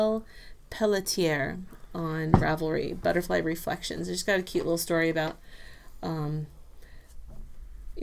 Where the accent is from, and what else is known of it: Southern California, United States; born or raised there; also born or lived in Texas